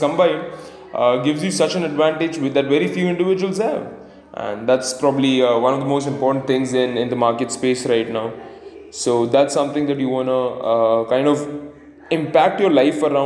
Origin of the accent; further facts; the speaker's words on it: Pune, Maharashtra, India; I come in from Pune, India